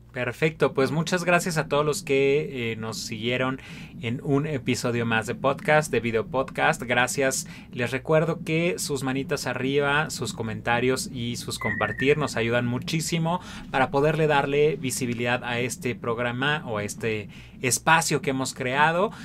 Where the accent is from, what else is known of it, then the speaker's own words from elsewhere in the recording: Mexico; como sociedad mexicana